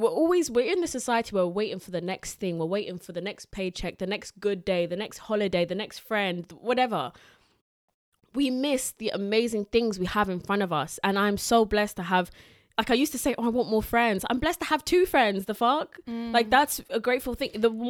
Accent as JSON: {"language": "English", "town": "Southend-on-Sea", "region": "East of England", "country": "United Kingdom", "said": "I'm from Southend-on-Sea."}